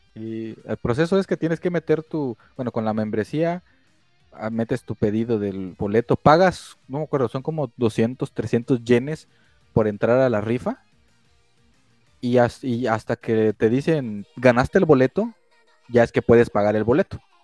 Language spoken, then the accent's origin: Spanish; Mexico; somos de México.